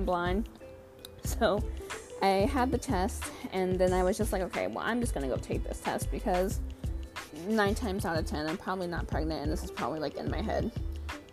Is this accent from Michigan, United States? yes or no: yes; Michigan, United States; moved away as an adult; also born or lived in Arizona; now in Washington State, United States; I was born in Arizona, but pretty much raised in Michigan my entire life. Now, I just live in Washington State